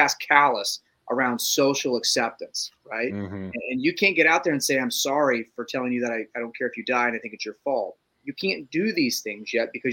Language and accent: English; Ohio, United States; we're from Ohio and we're all slower